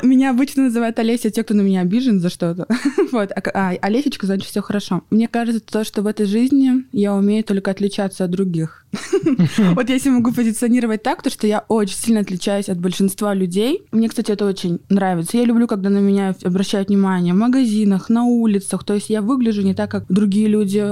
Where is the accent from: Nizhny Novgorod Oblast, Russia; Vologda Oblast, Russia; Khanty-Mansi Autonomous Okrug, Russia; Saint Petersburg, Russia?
Khanty-Mansi Autonomous Okrug, Russia; Surgut; moved away as an adult; also born or lived in Yekaterinburg; я родилась в Хмао, в городе Сургуте. А, прожила до 20 лет в Сургуте.